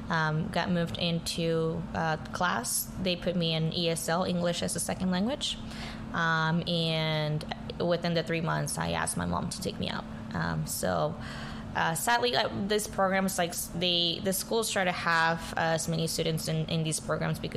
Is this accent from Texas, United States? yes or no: yes; New Braunfels, Texas, United States; also born or lived in San Luis Potosí, Mexico; I was born in Mexico in uh, San Luis Potosi, central Mexico, um, and moved to the States whenever I was 11. So going into 15 years of li- living here in the United States, um, I grew up in a small town um, in New Braunfels.